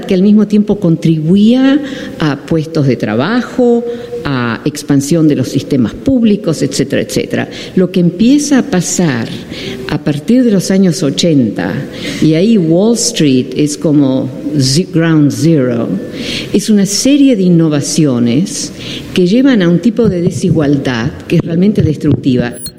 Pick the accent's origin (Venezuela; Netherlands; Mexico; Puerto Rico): Netherlands; Spanish is a second language; Yo soy holandesa, ¿eh? por eso mi español no es muy bueno